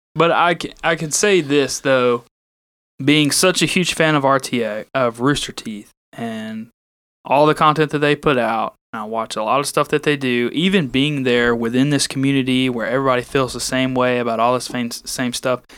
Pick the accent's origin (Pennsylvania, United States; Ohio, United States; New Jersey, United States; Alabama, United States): Alabama, United States; I'm from Al-, Alabama too.